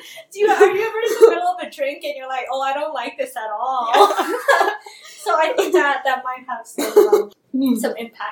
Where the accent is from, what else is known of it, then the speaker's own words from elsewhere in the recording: California, United States; I'm from California. I just came from LA.